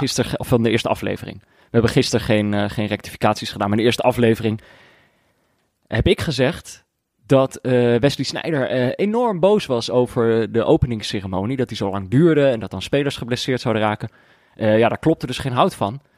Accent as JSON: {"language": "Dutch", "town": "Amsterdam", "region": "North Holland", "country": "Netherlands", "tie": "born or raised there", "said": "In mijn geboortestad, op fietsafstand van mijn voordeur"}